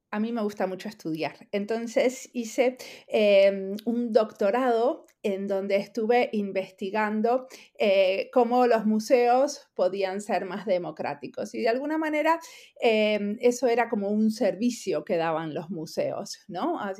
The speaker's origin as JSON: {"language": "Spanish", "country": "Argentina", "moved": "yes", "lives_now": "Finland", "said": "hace 23 años que vivo en perdón, que vivo en Finlandia, soy argentina."}